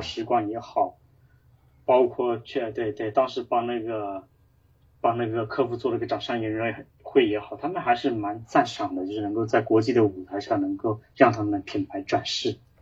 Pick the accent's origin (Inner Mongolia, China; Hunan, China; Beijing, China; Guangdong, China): Hunan, China; 我其实是来自于湖南